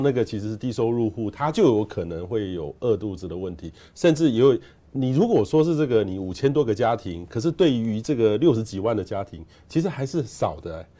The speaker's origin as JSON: {"language": "Chinese", "country": "Taiwan", "said": "我们台湾人"}